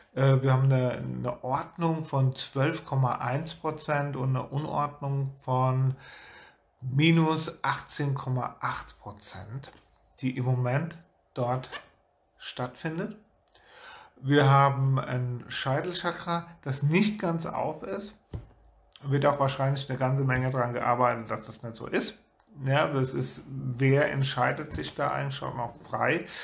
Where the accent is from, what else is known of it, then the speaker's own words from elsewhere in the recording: Germany; wir hier auch als Deutsche